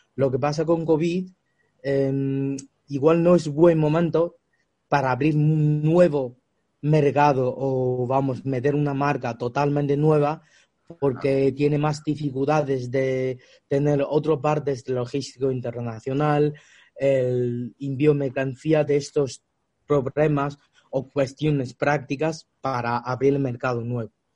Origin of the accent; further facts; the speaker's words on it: China; Spanish is a second language; moved away as an adult; also born or lived in Australia; now in Spain; yo nací en China y luego vivía muchos años en Australia